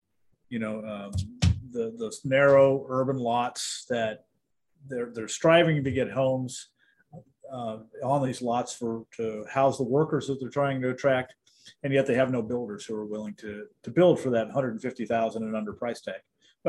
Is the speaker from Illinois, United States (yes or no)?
yes; Illinois, United States; growing up in Illinois, it's a very wholesome place.